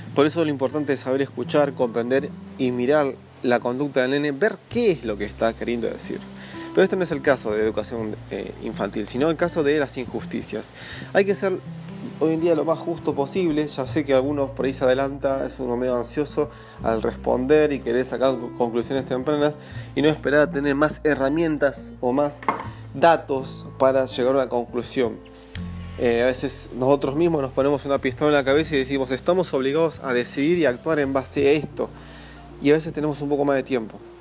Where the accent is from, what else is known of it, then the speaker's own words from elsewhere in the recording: Buenos Aires Province, Argentina; desde mi infancia, en Gran Buenos Aires, en zona oeste